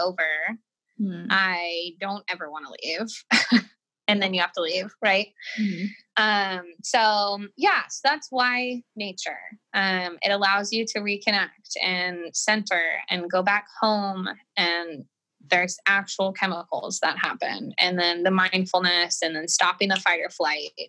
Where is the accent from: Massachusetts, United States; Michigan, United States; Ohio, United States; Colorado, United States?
Colorado, United States; now in California, United States; I grew up in Colorado